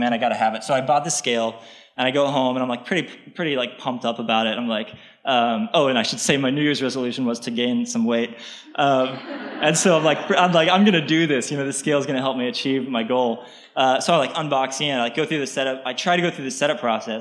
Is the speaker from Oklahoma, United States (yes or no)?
yes; Oklahoma, United States; now in New York City, United States; I grew up in Oklahoma, and this is the elementary school that I went